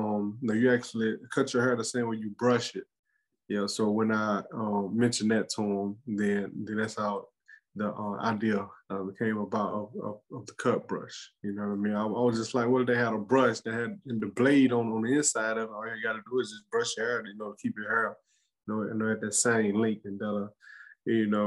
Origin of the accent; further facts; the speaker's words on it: Mississippi, United States; moved away as an adult; also born or lived in Virginia; now in Alabama, United States; I'm originally from Mississippi